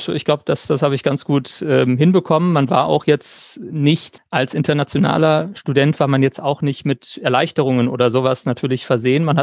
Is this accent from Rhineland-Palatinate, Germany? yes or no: yes; Mainz, Rhineland-Palatinate, Germany; Ähm, ich äh, komme aus Mainz ähm, und habe an der, Johann, also wohne in Mainz und habe an der Johannes Gutenberg Universität studiert